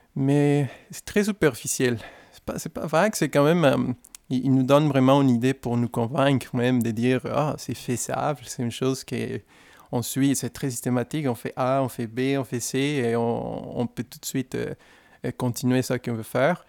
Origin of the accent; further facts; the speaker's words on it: Guadalajara, Jalisco, Mexico; French is a second language; moved away; je suis originaire d'une ville qui c'est... Euh, c'est un peu difficile à prononcer, mais c'est facile à se rappeler d'elle. On est très connu pour, pour la grande musique de mariachi, et les tequilas